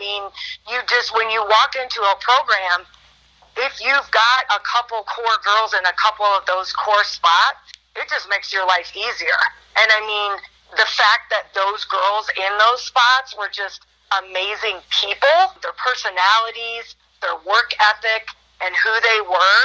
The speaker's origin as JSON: {"language": "English", "town": "Spring Valley", "region": "Illinois", "country": "United States", "tie": "born or raised there", "also_born_or_lived": "Georgia", "moved": "as an adult", "said": "I grew up in Spring Valley"}